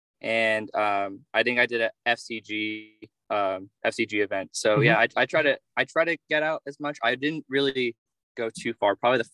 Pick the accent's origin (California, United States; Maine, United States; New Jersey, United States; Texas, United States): California, United States; Pleasanton; I'm from Pleasanton, California. It's about an hour away drive from San Francisco.